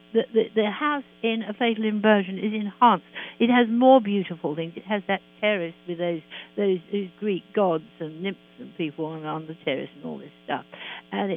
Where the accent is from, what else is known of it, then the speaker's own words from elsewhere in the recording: London, United Kingdom; I am a Londoner, and I love London.